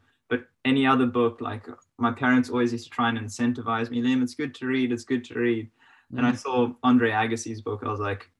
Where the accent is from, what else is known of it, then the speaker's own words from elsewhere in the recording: Zimbabwe; now in Australia; I guess I felt it when I came from Zimbabwe to Australia originally. Yeah. And then that sort of came through. And I definitely had like, I felt like I had a bit of a chip on my shoulder, like, oh, you've got a different accent.